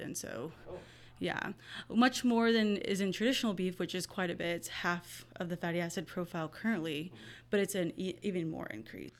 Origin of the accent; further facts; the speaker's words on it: Hallettsville, Texas, United States; I grew up in Hallettsville, Texas